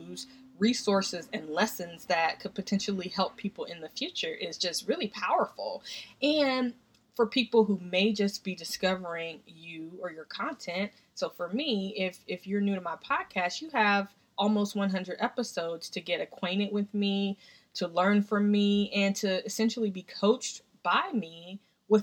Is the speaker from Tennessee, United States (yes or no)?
yes; Tennessee, United States; now in Washington, D.C., United States; We grew up together in Tennessee.